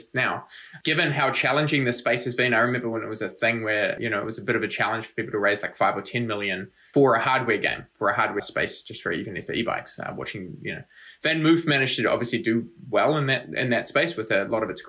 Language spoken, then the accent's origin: English; New Zealand; moved away; also born or lived in United States; I'm from New Zealand, lived in the States, a bunch of other places